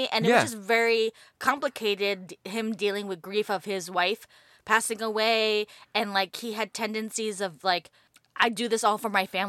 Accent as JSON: {"language": "English", "region": "East Coast", "country": "United States", "tie": "born or raised there", "said": "Growing up in the East Coast."}